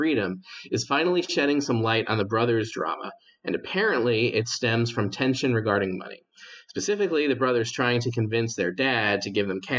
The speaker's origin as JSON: {"language": "English", "country": "United States", "said": "as an American, I haven't followed the royal family too much."}